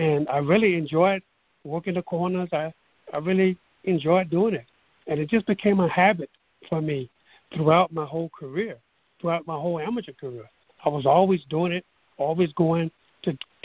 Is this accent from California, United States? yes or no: no; Port Arthur, Texas, United States; my hometown of Port Arthur, Texas